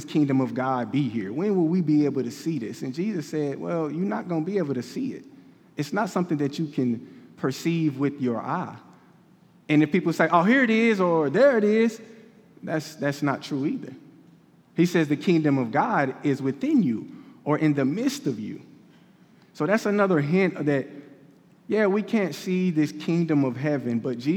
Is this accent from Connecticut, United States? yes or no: no; Kansas City, Missouri, United States; I'm from Kansas City